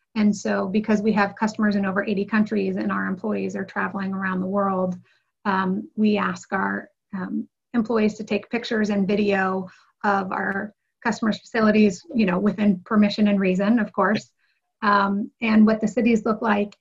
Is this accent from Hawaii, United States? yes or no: no; Ohio, United States; moved away as an adult; also born or lived in New York; we both um, were from Ohio with family businesses